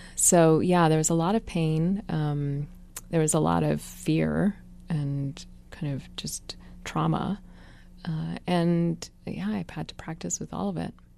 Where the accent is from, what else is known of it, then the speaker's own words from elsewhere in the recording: Washington, District of Columbia, United States; accent: California white girl; also born or lived in Africa / Ethiopia / Eritrea; we grew up in Washington, D C